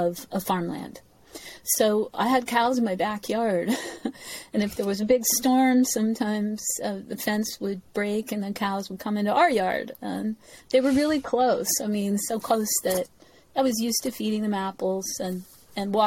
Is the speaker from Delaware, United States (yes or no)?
yes; Wilmington, Delaware, United States; also born or lived in Washington, D.C.; I was born in Washington, D.C., into kind of a political family, right near the White House. And my family moved to after Washington, D.C., we moved to Wilmington, Delaware